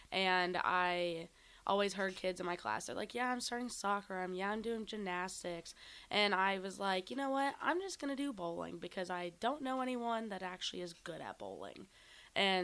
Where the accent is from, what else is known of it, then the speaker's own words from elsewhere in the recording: Melbourne, Florida, United States; I'm from Melbourne, Florida.